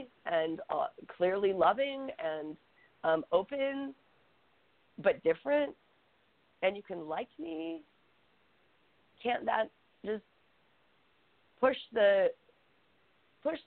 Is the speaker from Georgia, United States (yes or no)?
yes; Atlanta, Georgia, United States; I'm from Atlanta. Like, my family is Southern.